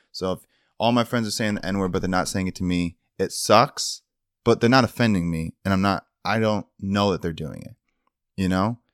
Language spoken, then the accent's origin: English; Michigan, United States; moved away; growing up in Michigan, in our small town